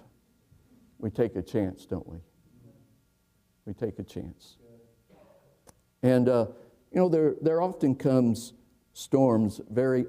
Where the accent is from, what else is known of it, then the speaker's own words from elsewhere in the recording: Indiana, United States; I'm from Indiana